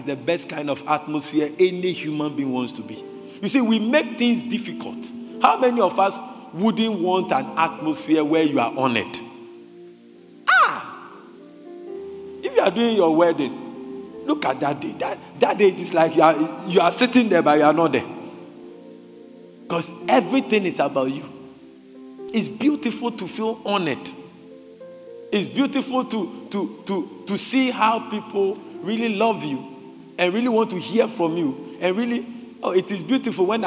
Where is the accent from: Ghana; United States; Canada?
Ghana; as a Christian, I'm not talking as a Ghanaian